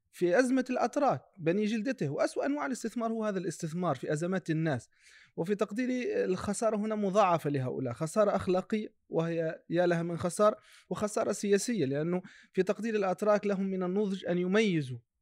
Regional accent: Tunisia; نحن كتونسيين

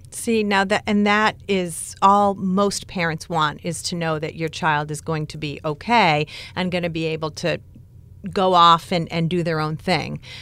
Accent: Newburyport, Massachusetts, United States; Newburyport, Mass. Lovely. It's my hometown

